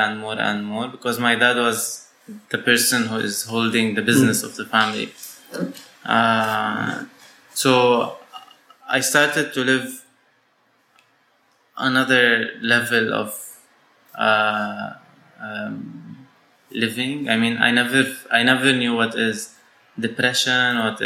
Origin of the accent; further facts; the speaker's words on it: Syria; moved away as an adult; now in Lebanon; So I was born in Syria, and I grew up in Syria, and I studied my first my secondary school in Syria